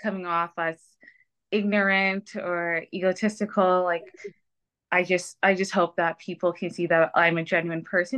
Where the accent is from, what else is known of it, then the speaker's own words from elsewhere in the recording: Toronto, Ontario, Canada; I'm raised in Scarborough, but I was born in Toronto.